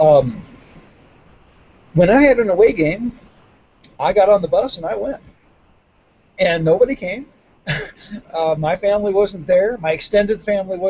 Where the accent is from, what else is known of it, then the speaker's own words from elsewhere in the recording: the Northwest, Pacific Northwest, United States; moved away as an adult; the 70s, 80s society that I grew up in the Northwest